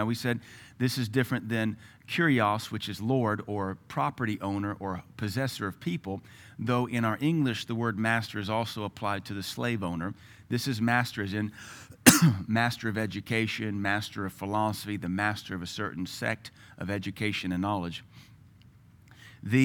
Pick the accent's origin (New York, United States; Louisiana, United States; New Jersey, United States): Louisiana, United States; also born or lived in Tennessee / Seattle; I was raised in Louisiana. They have a very unique culture. Then I was raised in Tennessee, in the hills of East Tennessee, very unique culture. Then Seattle, different culture altogether.